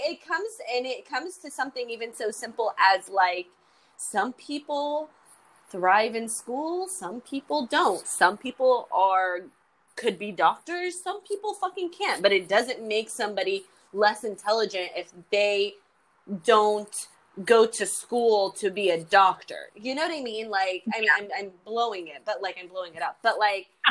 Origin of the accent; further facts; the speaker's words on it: United States; I say I'm full American